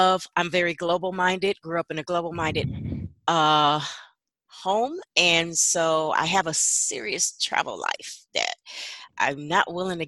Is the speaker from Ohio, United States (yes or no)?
yes; Cleveland, Ohio, United States; So I'm hailing out of Cleveland, the CLE. And I'm a mom.